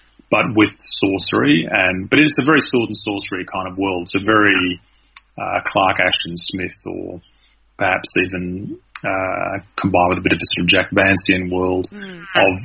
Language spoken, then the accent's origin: English; Australia; I'm Australian and not American